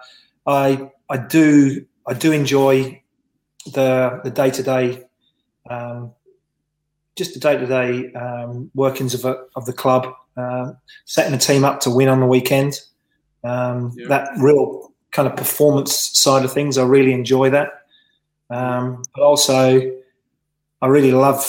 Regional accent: Reading, South East England, United Kingdom; accent: London; also born or lived in Swansea, Wales; now in Australia; I spent most of my time, especially those kind of formative years in football, in being brought up in the Reading area

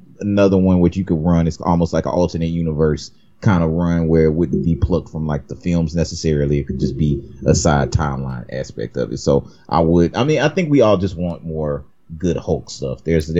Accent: the South, United States; I'm from the South.

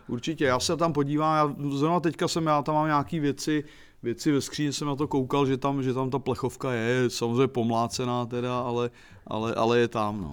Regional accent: Czechia; also born or lived in Prague / Plzeň; Já jsem byl Čech

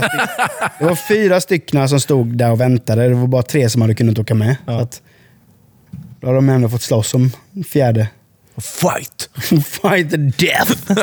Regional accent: Sweden; also born or lived in Huskvarna; now in Habo, Sweden; som svenskar

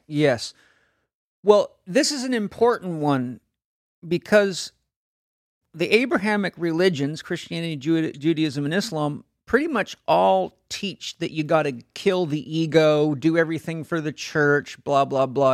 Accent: San Diego, California, United States; I'm from San Diego

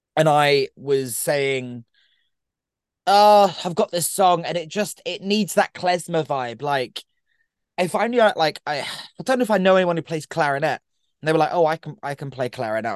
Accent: Brighton, South East England, United Kingdom; my hometown of Brighton

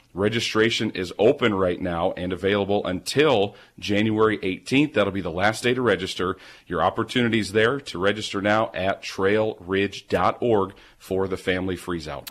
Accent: Milwaukee, Wisconsin, United States; now in Hillsboro, United States; Growing up in Milwaukee

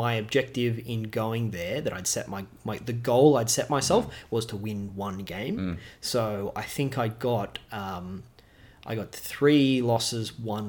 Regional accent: Newcastle, New South Wales, Australia; now in Melbourne, Australia; I am from Newcastle myself, so as a New South Welshman, I am and a Novocastrian through and through.

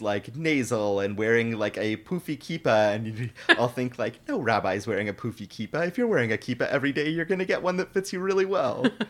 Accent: Toronto, Ontario, Canada; I'm from Toronto

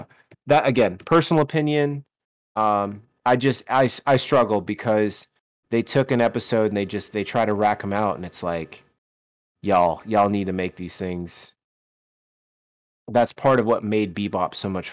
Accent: the South, United States; accent: southern; moved away; My southern accent starts to come out real well

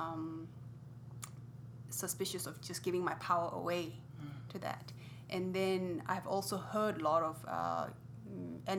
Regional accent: India; also born or lived in Tibet; now in United States; brought up in India

